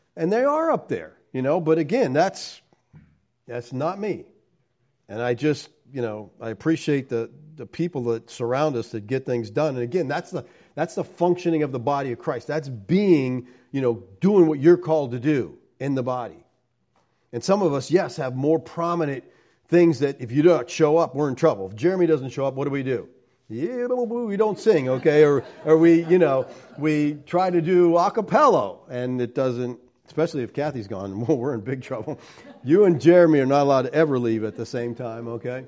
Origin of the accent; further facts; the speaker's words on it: Erie, Pennsylvania, United States; I'm from Erie